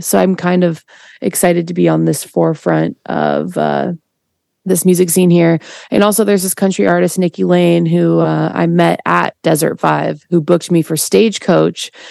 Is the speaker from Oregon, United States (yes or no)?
yes; Portland, Oregon, United States; also born or lived in Chicago, Illinois; now in California, United States; we moved from Chicago to Portland uh, when I was two.